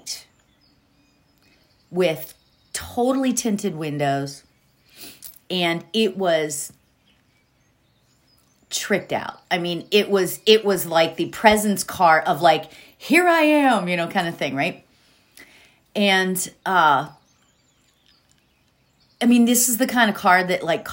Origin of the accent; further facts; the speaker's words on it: State College, Pennsylvania, United States; State College, Pennsylvania, which is where Penn State is, which is where I grew up in Pennsylvania